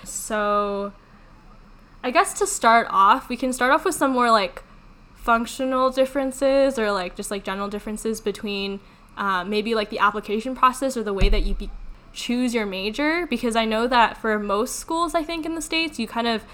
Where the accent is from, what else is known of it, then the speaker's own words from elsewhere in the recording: Canada; we're from Canada